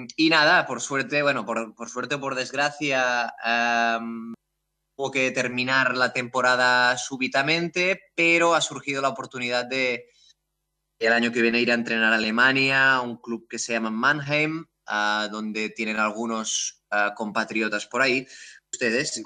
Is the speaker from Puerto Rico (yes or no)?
no; Terrassa, Catalonia, Spain; also born or lived in Amsterdam, Netherlands; yo soy de aquí, de Tarrasa, aquí cerca de Barcelona